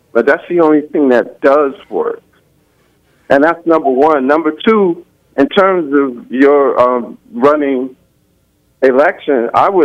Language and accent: English; New York City, New York, United States; I grew up in New York in the projects